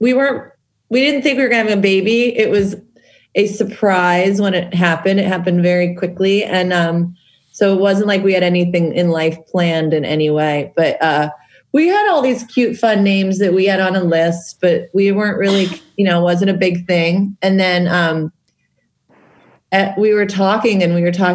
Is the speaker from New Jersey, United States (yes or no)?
no; Pittsburgh, Pennsylvania, United States; we grew up very much on Mr. Rogers, being Pittsburgh